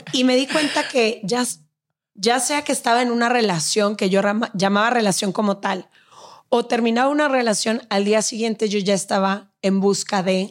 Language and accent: Spanish; Guadalajara, Jalisco, Mexico; moved away as an adult; also born or lived in Mexico City; Empaqué mis maletas de Guadalajara y me vine